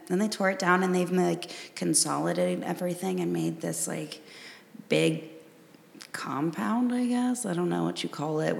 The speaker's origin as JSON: {"language": "English", "town": "Cincinnati", "region": "Ohio", "country": "United States", "tie": "born or raised there", "said": "I grew up in Cincinnati, but almost to Indiana. So I lived like maybe 10, 15 minutes from like the Indiana border."}